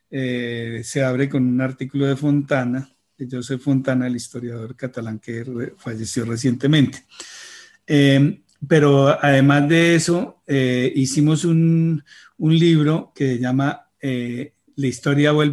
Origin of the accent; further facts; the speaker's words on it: Bogotá, Colombia; Yo vivía en Bogotá y yo soy nacido en Bogotá